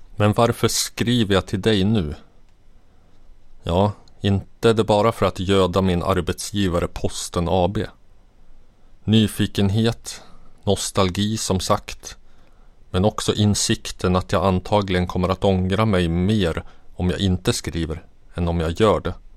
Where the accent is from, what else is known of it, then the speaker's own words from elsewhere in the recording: Katrineholm, Södermanland, Sweden; also born or lived in Jordbro, Stockholm / Stockholm; vi flyttade från Jordbro till en liten by en och en halv mil utanför Katrineholm